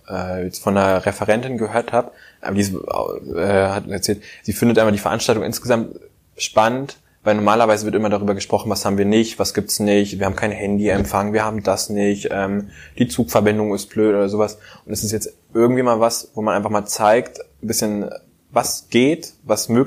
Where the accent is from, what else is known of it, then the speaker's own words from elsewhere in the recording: Hesse, Germany; also born or lived in North Rhine-Westphalia; also geboren bin ich in Nordrhein-Westfalen. Da kann ich mich auch gar nicht mehr dran erinnern, außer an eins, zwei Sachen, glaube ich, so Erinnerungen. Ähm, dann sind wir ja, im Kindergartenalter dann umgezogen nach Hessen.